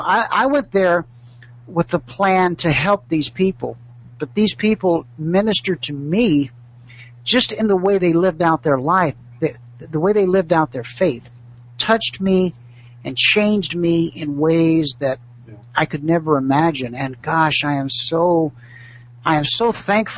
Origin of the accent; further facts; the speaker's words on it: United States; I'm the American